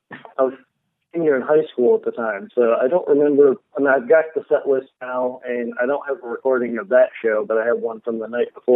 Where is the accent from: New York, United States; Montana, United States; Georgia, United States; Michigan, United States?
New York, United States; Buffalo; I'm from Buffalo. That's where I grew up.